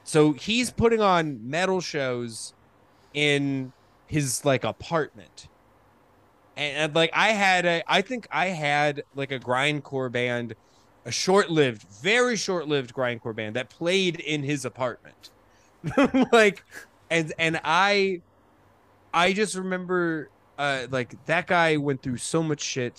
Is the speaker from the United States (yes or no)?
yes; Colorado, United States; moved away as an adult; also born or lived in Rochester, New York / New York; my family when I was four years old, moved to Colorado and I grew up. I then spent four ages four to 18 in Colorado